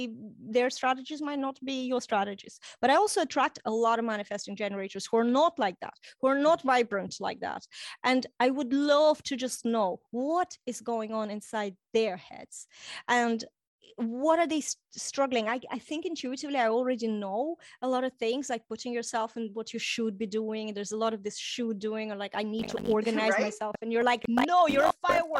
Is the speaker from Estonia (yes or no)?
yes; Estonia; first language Russian; English is a second language; moved away as an adult; also born or lived in Ukraine / Ireland; I grew up then, I'm Russian speaking. I grew up in Estonia